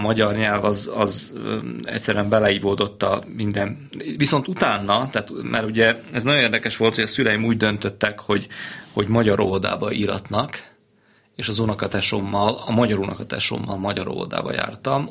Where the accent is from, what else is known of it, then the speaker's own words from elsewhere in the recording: Senta, Vojvodina, Serbia; Zentán nőttem fel az első pár évben